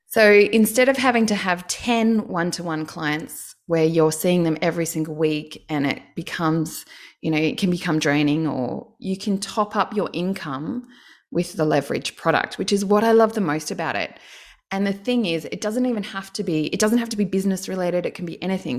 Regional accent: Canberra, Australian Capital Territory, Australia; I'm from Canberra, so all the Canberrans, they get public service jobs

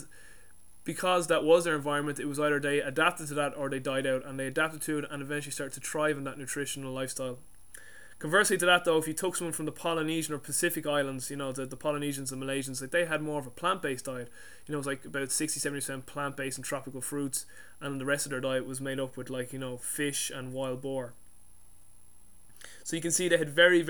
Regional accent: Ireland; I'm Irish

